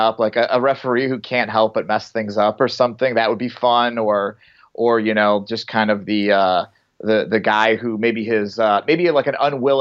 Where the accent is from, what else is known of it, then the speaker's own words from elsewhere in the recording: Northwest Indiana, United States; I grew up in Northwest Indiana, which is on the outskirts of Chicago